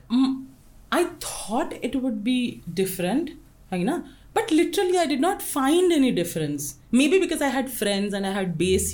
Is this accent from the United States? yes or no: no; Jamshedpur, Jharkhand, India; moved away as an adult; also born or lived in Odisha / Gujarat; now in Nepal; I'm a born and brought up in Jamshedpur